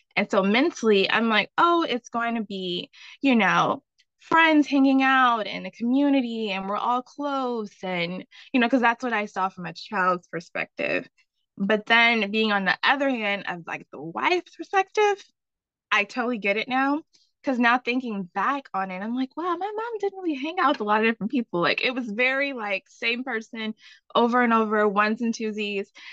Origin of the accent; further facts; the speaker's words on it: the South, United States; I'm from the South